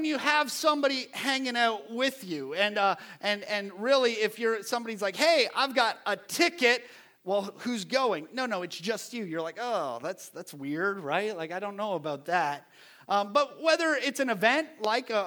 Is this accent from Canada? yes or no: yes; Ontario, Canada; now in United States; Growing up in Canada, I used to travel on the weekends